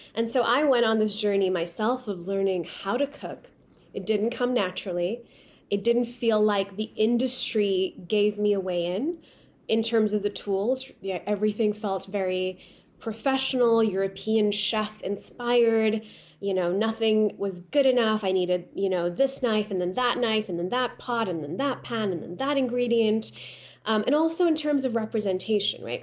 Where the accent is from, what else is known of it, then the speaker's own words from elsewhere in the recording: Pakistan; first language Urdu; English is a second language; now in Los Angeles, United States; I grew up in Pakistan and now I live in Los Angeles